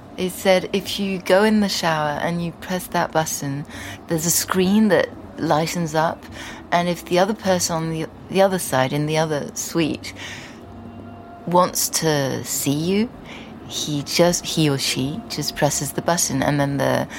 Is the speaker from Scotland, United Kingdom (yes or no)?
no; London, United Kingdom; born there; English is a second language; And I was born in London, my elder sister was born in London, so usually it was really completely centred around London.